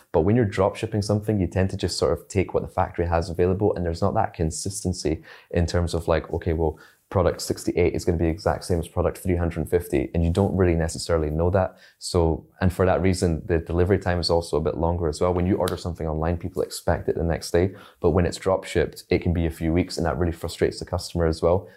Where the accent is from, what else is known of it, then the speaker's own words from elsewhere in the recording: Scotland, United Kingdom; also born or lived in China; I grew up in Scotland